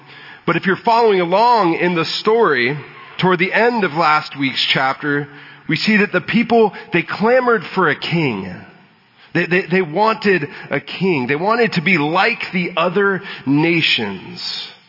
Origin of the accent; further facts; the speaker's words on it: San Diego, California, United States; I'm from San Diego. I have a long history and disdain for the Patriots.